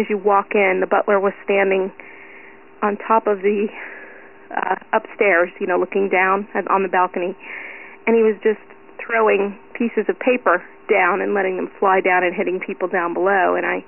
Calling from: Brick, New Jersey, United States; also born or lived in Clearwater, Florida; I'm calling you from Brick, New Jersey. Funny thing is, I used to live in Clearwater, Florida for 18 years

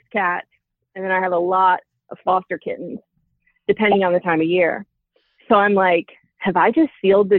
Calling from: Virginia, United States; I'm 42. I'm calling from Virginia.

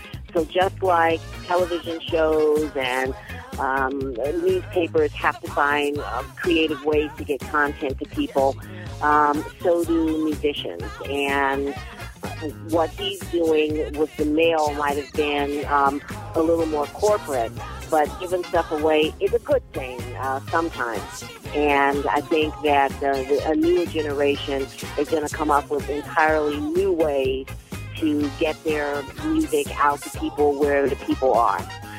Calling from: Appleton, Wisconsin, United States; I'm calling from Appleton, Wisconsin.

